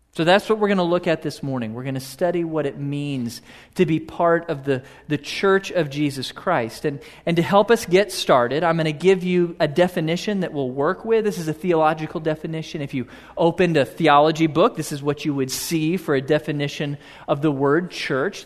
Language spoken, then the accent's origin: English; Houston, Texas, United States; a little boy growing up in Houston